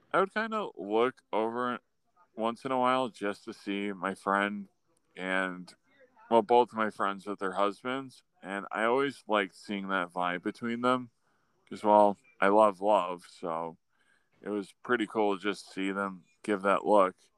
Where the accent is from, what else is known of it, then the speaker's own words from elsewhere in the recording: Buffalo, New York, United States; I was from Buffalo